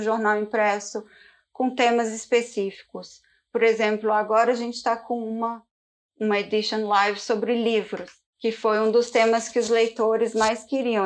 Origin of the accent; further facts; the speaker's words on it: Belo Horizonte, Minas Gerais, Brazil; moved away as an adult; also born or lived in Campinas / São Paulo; now in London, United Kingdom; eu sou de Belo Horizonte, mas eu morei 10 anos da minha vida no estado de São Paulo